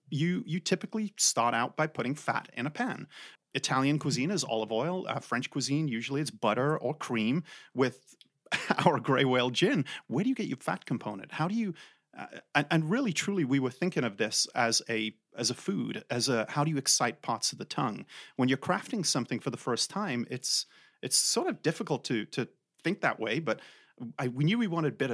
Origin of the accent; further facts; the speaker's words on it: England, United Kingdom; moved away; I'm from England. That's where this weird accent is from